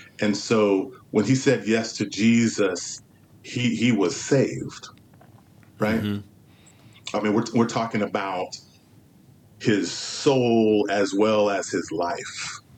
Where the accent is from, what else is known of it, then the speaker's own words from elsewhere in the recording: California, United States; also born or lived in Los Angeles; And so I was born in Los Angeles. So my formative years were in Southern California, and then eventually from the fifth grade on, was in the Central Valley in California.